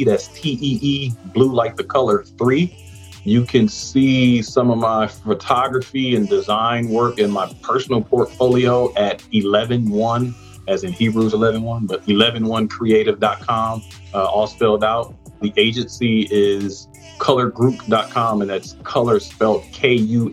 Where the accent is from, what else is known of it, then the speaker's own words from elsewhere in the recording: Detroit, Michigan, United States; moved away; also born or lived in Houston; we're from the East Side, Streetcar Rosemary over there by Gratiot and Gunston